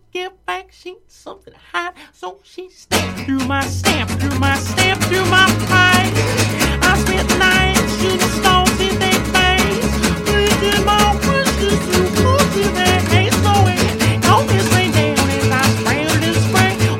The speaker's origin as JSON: {"language": "English", "country": "Puerto Rico", "moved": "as an adult", "lives_now": "United States", "said": "I'm from Puerto Rico"}